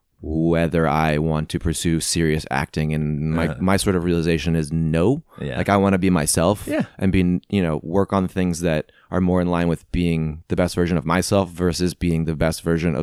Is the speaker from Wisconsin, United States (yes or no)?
no; Missouri, United States; I'm from the Midwest, Missouri.